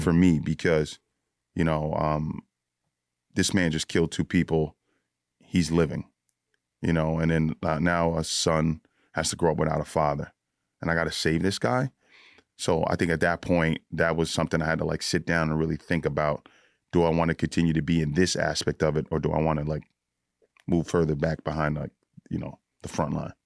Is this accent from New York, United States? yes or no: yes; Yonkers, New York, United States; also born or lived in Bronx, New York; lived in the Bronx till I was about twelve, and then I moved to Yonkers